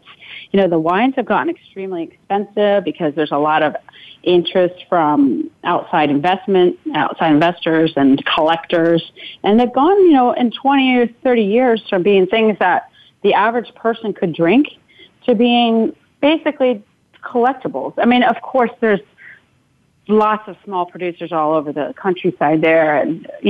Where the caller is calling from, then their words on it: New York, United States; I'm calling in from the Catskills up in New York State right now